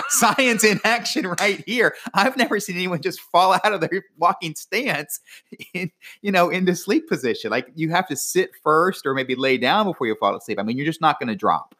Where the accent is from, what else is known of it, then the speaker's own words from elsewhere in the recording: Florida, United States; being from Florida